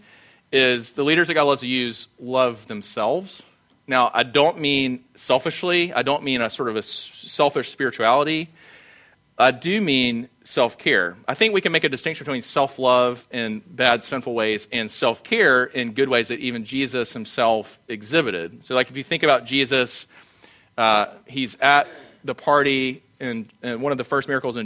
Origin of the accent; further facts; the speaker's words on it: Sumter, South Carolina, United States; moved away; I grew up in Sumter.